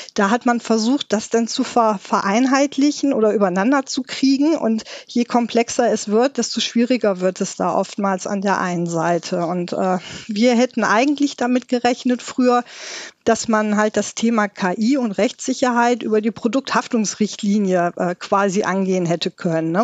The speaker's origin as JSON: {"language": "German", "country": "Germany", "said": "bei uns in Deutschland"}